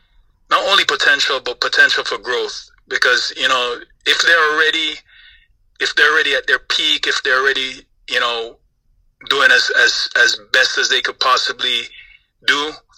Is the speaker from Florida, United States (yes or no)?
yes; Florida, United States; now in Los Angeles, United States; You know, I grew up in Florida, but I'm now in Los Angeles